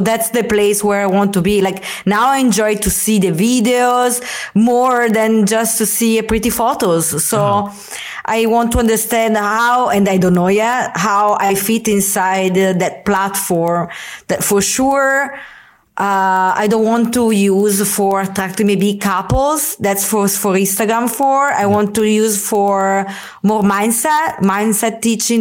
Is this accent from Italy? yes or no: yes; Italy; moved away as an adult; also born or lived in San Francisco; also come from Italy